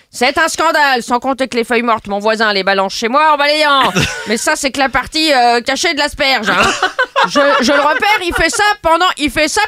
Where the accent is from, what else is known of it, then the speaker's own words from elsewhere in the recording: France; Premio, je suis française, donc je râle.